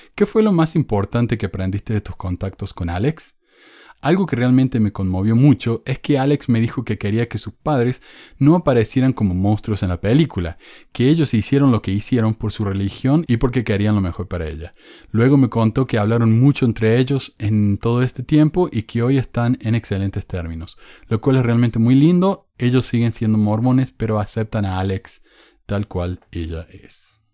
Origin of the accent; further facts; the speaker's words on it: Córdoba, Argentina; soy argentino. No, ni argentino, cordobés. Yo era cordobés antes de ser argentino.